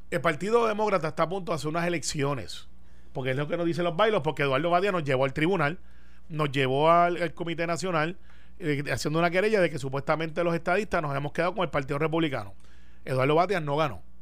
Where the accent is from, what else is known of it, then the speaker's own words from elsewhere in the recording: Puerto Rico; Y por los puertorriqueños, somos parte de esa, raza, somos latinos.